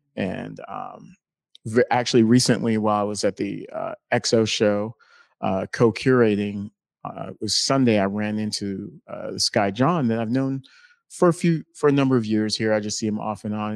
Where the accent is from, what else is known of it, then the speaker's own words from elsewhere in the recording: North Carolina, United States; moved away as an adult; also born or lived in Helsinki, Finland; I'm originally from North Carolina